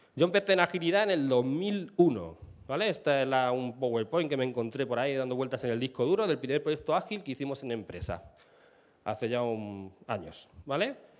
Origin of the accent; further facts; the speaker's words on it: Castilla-La Mancha, Spain; now in Madrid, Spain; vivo en Madrid, soy manchego